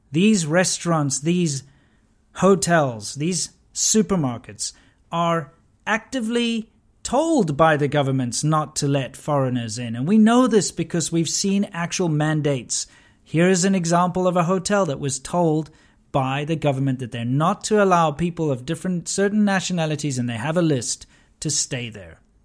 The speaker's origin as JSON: {"language": "English", "country": "South Africa", "tie": "born or raised there", "said": "I grew up in South Africa during the abolishment of apartheid"}